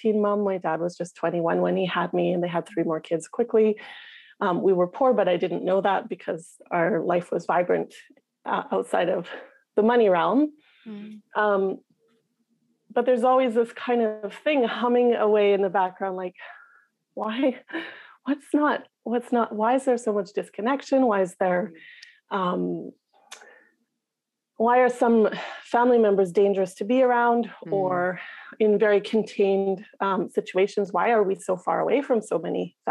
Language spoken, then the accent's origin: English; Whitehorse, Yukon, Canada; accent: Northern Canadian; moved away as an adult; I grew up in the capital city, Whitehorse, in the Yukon